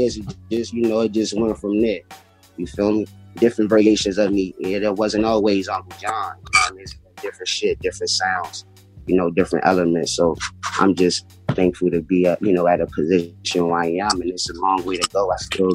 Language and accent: English; Washington, District of Columbia, United States; I'm from D.C. I'm from Washington, D.C. You know, born and raised